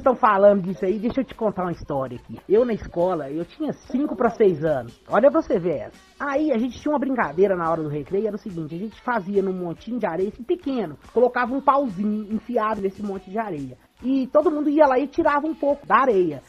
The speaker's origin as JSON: {"language": "Portuguese", "town": "Santa Luzia", "region": "Minas Gerais", "country": "Brazil", "lives_now": "Sete Lagoas, Brazil"}